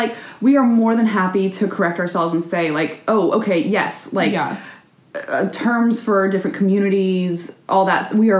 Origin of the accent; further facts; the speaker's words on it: the South, United States; And like I said earlier, we're both from the South, and sometimes it takes new modern ideas a little longer to get to us.